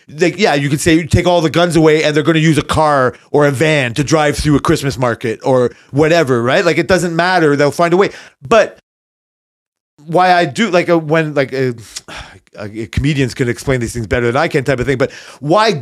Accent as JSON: {"language": "English", "country": "Canada", "said": "as a Canadian perspective"}